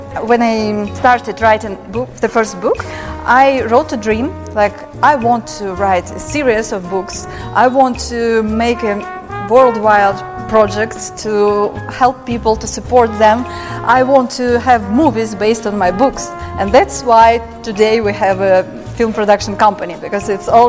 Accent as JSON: {"language": "English", "country": "Russia", "tie": "born there", "second_language": "English", "said": "I was born in Soviet Union, so my parents, they had many restrictions and borders"}